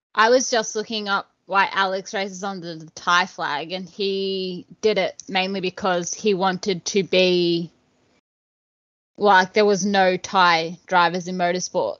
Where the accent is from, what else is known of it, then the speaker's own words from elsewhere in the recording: Ballarat, Victoria, Australia; moved away as an adult; now in Queensland, Australia; I was born Victoria. I was lived there until I turned 18.